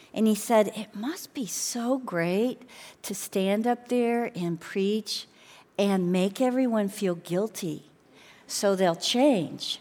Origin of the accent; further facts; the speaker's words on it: Chicago, Illinois, United States; moved away; I grew up in Chicago